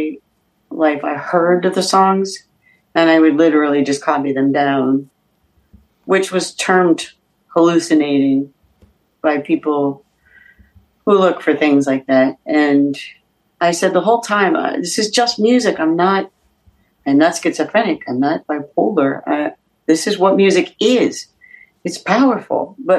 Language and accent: English; United States; I'm American